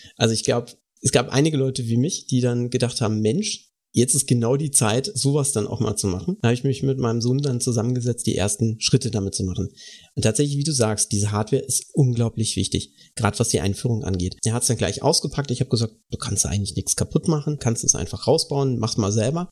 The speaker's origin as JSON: {"language": "German", "region": "Baden-Württemberg", "country": "Germany", "said": "bei uns im Süden ist das nicht so verbreitet. Tatsächlich, also äh, bin Bundesland Baden-Württemberg"}